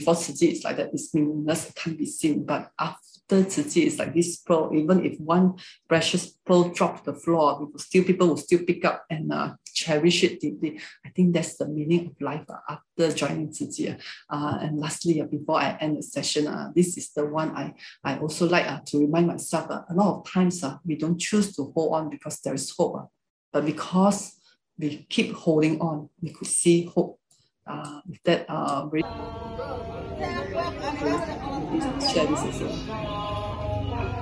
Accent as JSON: {"language": "English", "country": "Malaysia", "first_language": "Hakka", "second_language": "English", "said": "Malaysians, we can speak Malay language, most of us"}